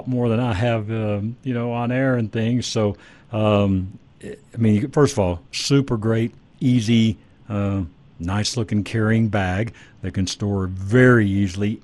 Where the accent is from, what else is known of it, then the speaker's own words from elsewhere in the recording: Dallas-Fort Worth area, Texas, United States; moved away; I grew up in the Dallas-Fort Worth area